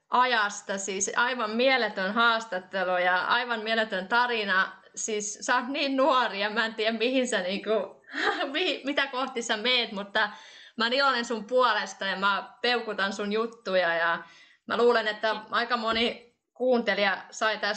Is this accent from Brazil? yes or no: no; Estonia; Mä oon itse Virosta ja teen myös podcastia Viroksi